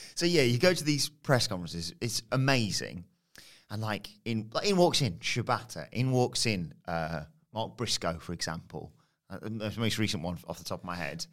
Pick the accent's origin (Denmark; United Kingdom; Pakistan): United Kingdom; I'm British.